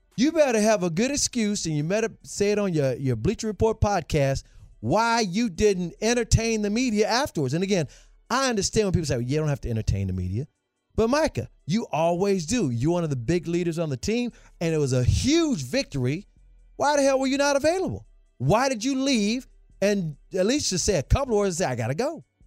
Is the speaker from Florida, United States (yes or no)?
no; Memphis, Tennessee, United States; I'm from Memphis, too